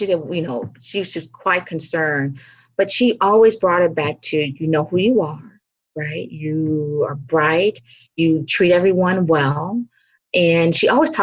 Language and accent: English; Mississippi Delta, United States; moved away; also born or lived in Chicago; I grew up in the South, in the Delta of Mississippi, the heart of the Delta